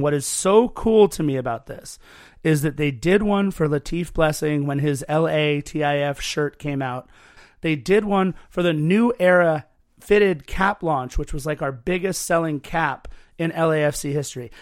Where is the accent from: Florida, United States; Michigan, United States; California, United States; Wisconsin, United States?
California, United States; Torrance; also born or lived in West Los Angeles / Lawndale; I was born in West L A, grew up in Torrance